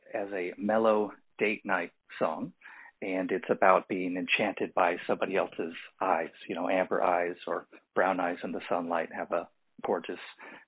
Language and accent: English; Santa Barbara, California, United States; moved away as an adult; now in Los Angeles, United States; I'm originally from Santa Barbara, California. And then after college, I moved to Los Angeles, and I've lived here my entire adult life.